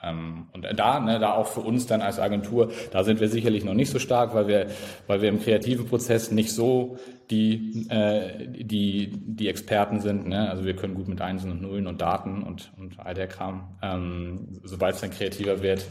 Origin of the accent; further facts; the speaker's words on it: Flensburg, Schleswig-Holstein, Germany; Norddeutschland, ganz oben. Äh, Teil von Deutschland, jeder weiß das natürlich. Ähm, genau, aus Flensburg